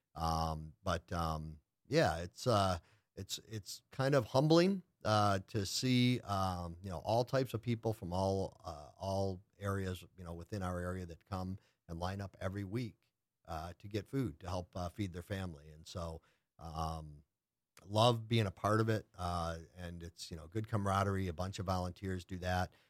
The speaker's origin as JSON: {"language": "English", "town": "Lake Orion", "region": "Michigan", "country": "United States", "tie": "born or raised there", "moved": "as an adult", "said": "I grew up in a little town in the Midwest called Lake Orion."}